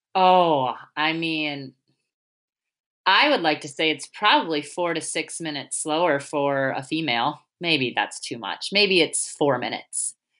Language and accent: English; United States; we're American